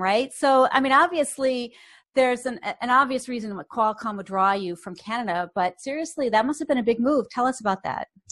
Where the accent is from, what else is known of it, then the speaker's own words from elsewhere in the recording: Boston, Massachusetts, United States; I grew up in Boston